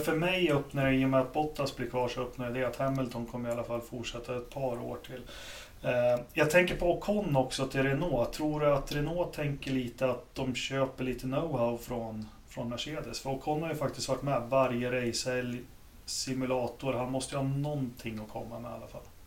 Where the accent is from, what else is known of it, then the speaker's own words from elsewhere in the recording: Sweden; jag som svensk racingfans